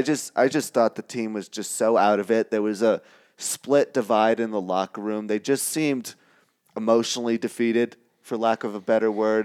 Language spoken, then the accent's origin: English; New York, United States; moved away; grew up around in the New York sports media market